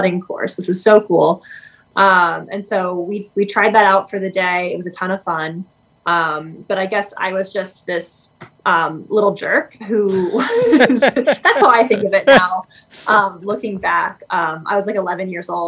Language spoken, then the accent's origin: English; Glen Rock, Pennsylvania, United States; also born or lived in Baltimore, Maryland; I grew up in Glen Rock, Pennsylvania